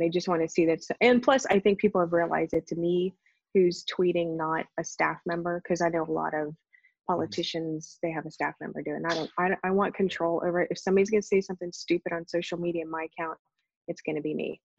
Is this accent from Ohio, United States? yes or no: yes; Youngstown, Ohio, United States; Well, yeah, I mean, Youngstown, both of my parents worked in a steel mill. Both of my grandparents, or grandfathers, I should say, worked in a steel mill.